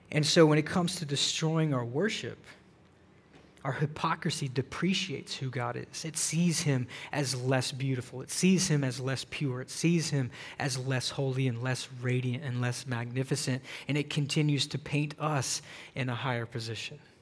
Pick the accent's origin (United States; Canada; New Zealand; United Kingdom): United States; the South; moved away; I grew up in the South